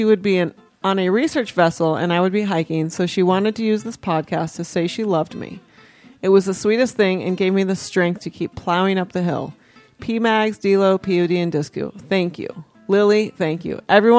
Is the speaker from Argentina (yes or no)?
yes; Argentina; now in United States; couple time zones away from the beautiful Colorado Front Range, and thousands of miles away from my home country, Argentina.